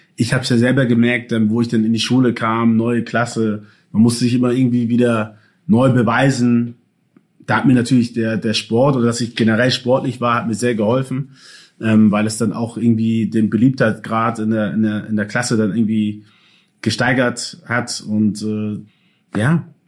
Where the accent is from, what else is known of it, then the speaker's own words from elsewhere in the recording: Hamburg, Germany; also born or lived in Ghana; Ich bin in Hamburg geboren und aufgewachsen.